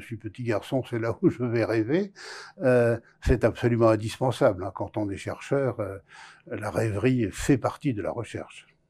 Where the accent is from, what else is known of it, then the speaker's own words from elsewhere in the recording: France; also born or lived in Boulogne-Billancourt; j'ai grandi dans la France de l'après-guerre